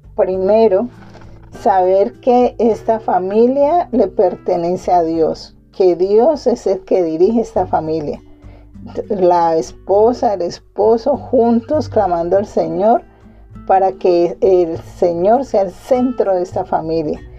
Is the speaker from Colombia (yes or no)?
yes; Colombia; aquí en mi país, en Colombia